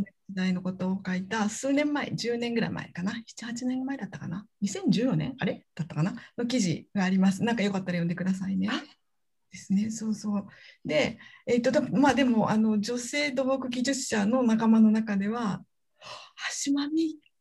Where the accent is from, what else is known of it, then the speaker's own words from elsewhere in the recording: Hyogo, Japan; accent: Kansai dialect; 実は同じ兵庫県出身なので今日はきっと関西弁になっちゃうかな